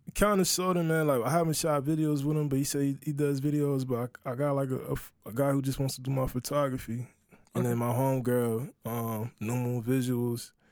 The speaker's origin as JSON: {"language": "English", "town": "Charleston", "region": "South Carolina", "country": "United States", "tie": "born or raised there", "said": "that's where I grew up"}